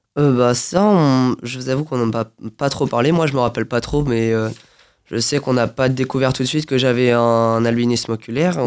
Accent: Saint-Germain-en-Laye, Île-de-France, France; now in Feucherolles, France; Région parisienne, oui. Je suis à Saint-Germain-en-Laye. D'accord. bah, du coup, depuis tout petit, bah, j'ai pas trop bougé.

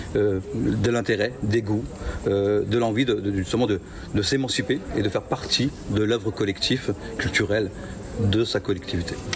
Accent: Picardy, Hauts-de-France, France; moved away as an adult; now in Quebec, Canada; moi je suis originaire de la France, je suis né en Picardie. j'ai quitté la France il y a 23 ans

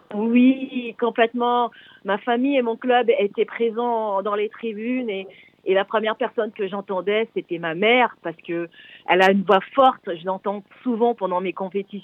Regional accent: French Guiana; moved away as an adult; also born or lived in Paris; c'est le nom de mon ancien quartier, là où j'ai grandi en Guyane.

